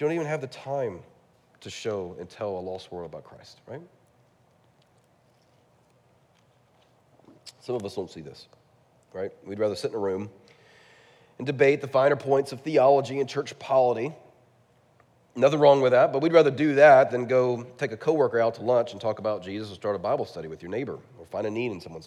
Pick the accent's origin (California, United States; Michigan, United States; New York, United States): California, United States; I'm from California